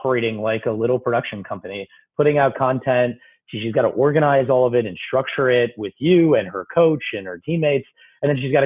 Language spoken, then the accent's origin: English; Toledo, Ohio, United States; moved away as an adult; also born or lived in Stanford, California; now in New York, United States; I grew up in middle of America. I grew up in Toledo, Ohio